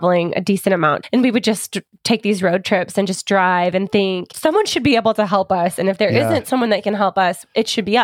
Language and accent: English; United States; We are very American